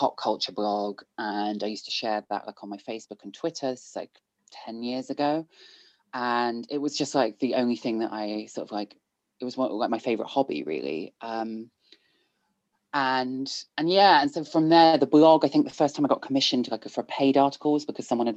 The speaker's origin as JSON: {"language": "English", "town": "Bristol", "region": "South West England", "country": "United Kingdom", "tie": "born or raised there", "said": "I grew up in Bristol. Pretty much my entire life from birth until I went to university"}